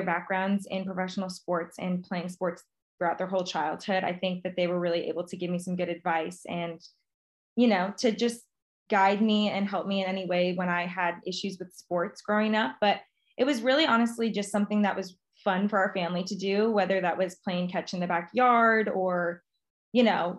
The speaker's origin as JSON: {"language": "English", "town": "Beaverton", "region": "Oregon", "country": "United States", "tie": "born or raised there", "said": "I grew up actually just outside of Portland, Beaverton, Oregon"}